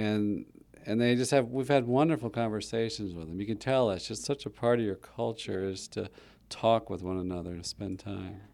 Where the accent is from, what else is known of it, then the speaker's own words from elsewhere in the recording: Huntsville, Alabama, United States; I grew up in Huntsville